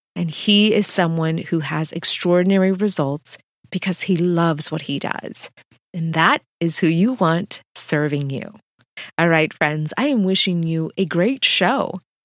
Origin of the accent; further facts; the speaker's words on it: Texas-Mexico border, United States; raised on the Texas Mexican border